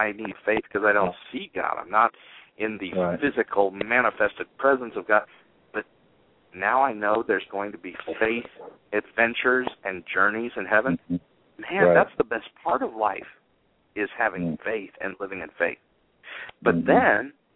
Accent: Salinas River, California, United States; I lived with the Salinas River in my backyard

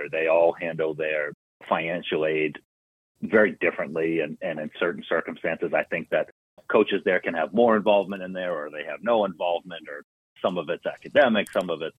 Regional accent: Boston, Massachusetts, United States; I'm from Massachusetts. I grew up in South Boston

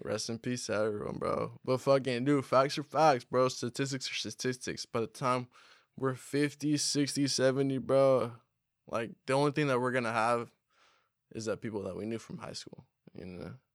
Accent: Humboldt, California, United States; We're from Humboldt. We really do this shit out here

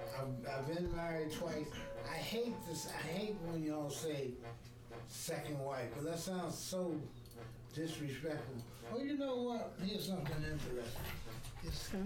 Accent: New York City, New York, United States; I was born in Harlem Hospital.

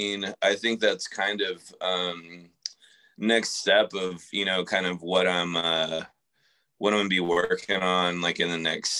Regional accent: San Antonio, Texas, United States; I grew up in San Antonio, which, you know, isn't like the biggest market for sports teams at all.

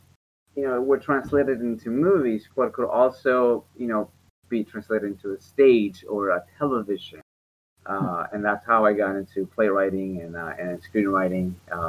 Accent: Mexico; And, you know, I grew up in Mexico and in an area that it was not particularly safe.

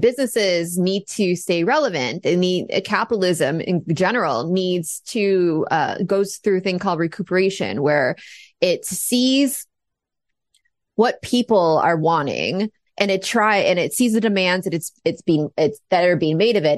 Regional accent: United States; I'm an American

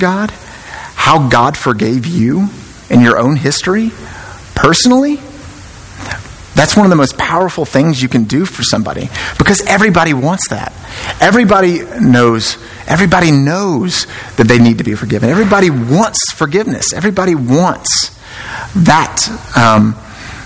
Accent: Memphis, Tennessee, United States; moved away as an adult; now in Alabama, United States; I'm from Memphis

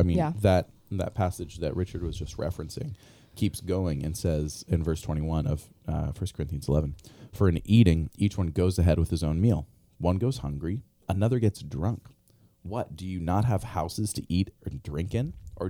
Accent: Albania; I grew up overseas in Albania. My parents were missionaries there, Eastern Europe.

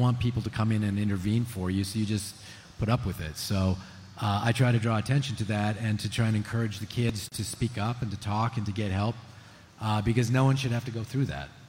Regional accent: Montreal, Quebec, Canada; born or raised there; also born or lived in Regina, Saskatchewan

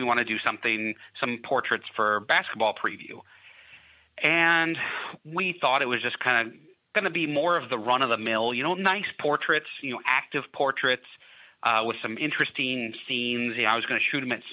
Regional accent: Louisville, Kentucky, United States; moved away as an adult; also born or lived in Indiana; I grew up in Louisville, Kentucky

